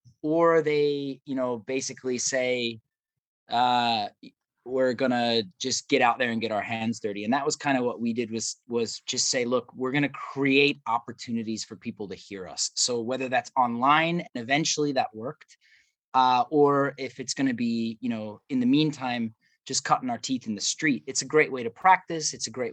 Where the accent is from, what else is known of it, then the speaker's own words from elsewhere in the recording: Midwest, United States; Growing up in the Midwest